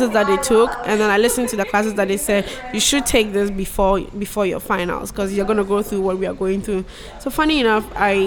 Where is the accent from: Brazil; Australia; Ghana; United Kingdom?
Ghana; Akosombo, Eastern Region; moved away as an adult; now in United States; So I grew up in Ghana. My family was in Akosombo.